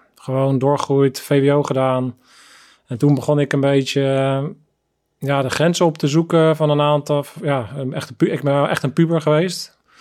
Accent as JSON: {"language": "Dutch", "town": "The Hague", "region": "South Holland", "country": "Netherlands", "tie": "born or raised there", "said": "in zo'n brave, eigenlijk brave witte buurt eigenlijk ben opgegroeid"}